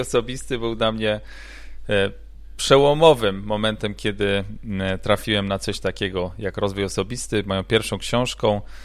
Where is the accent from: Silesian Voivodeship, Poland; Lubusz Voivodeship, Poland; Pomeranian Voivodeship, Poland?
Pomeranian Voivodeship, Poland; Gdańsk; moved away as an adult; also born or lived in Ireland / Italy; now in Florida, United States; pochodzę z Gdańska